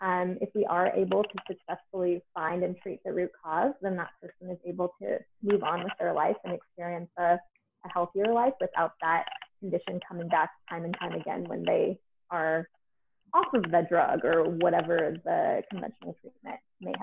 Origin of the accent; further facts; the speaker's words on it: Portland, Oregon, United States; I'm from Portland, Oregon, where there are a lot of naturopathic doctors.